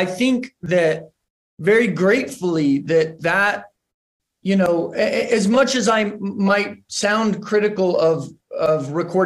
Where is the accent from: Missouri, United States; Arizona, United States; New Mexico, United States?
New Mexico, United States; growing up in New Mexico, I there wasn't a tremendous amount of hip hop culture.